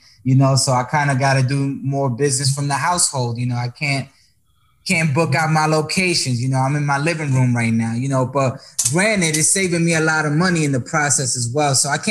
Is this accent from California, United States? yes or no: no; New York, United States; Pero yo nací en Nueva York, in the Bronx.